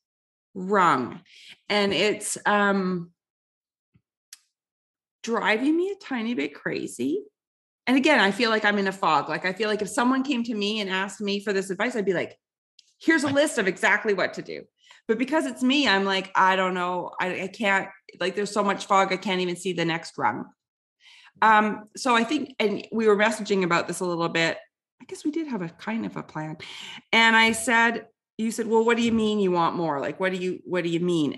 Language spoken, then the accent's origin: English; Canada; being Canadian and a woman